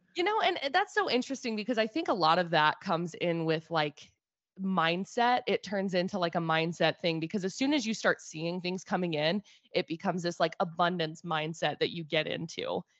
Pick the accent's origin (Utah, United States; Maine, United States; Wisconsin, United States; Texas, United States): Utah, United States; Brigham City; Brigham City